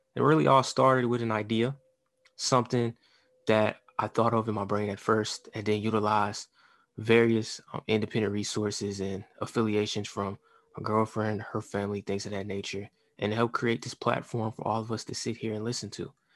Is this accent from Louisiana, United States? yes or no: yes; New Orleans, Louisiana, United States; also born or lived in Shreveport, Louisiana; I was born and raised in New Orleans before we moved to Shreveport, Louisiana.